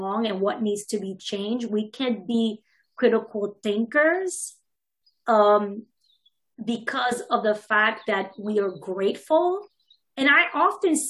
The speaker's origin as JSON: {"language": "English", "country": "Haiti", "tie": "born or raised there", "moved": "yes", "lives_now": "United States", "said": "I'm Haitian American. So I grew up, was born here, grew up in Haiti. And I've been here for many, many years, over 20 years now, probably going on 30 now soon."}